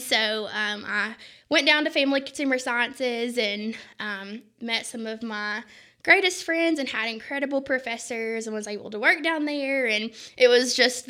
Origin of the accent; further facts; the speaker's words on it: Kingsport, Tennessee, United States; Kingsport, Tennessee.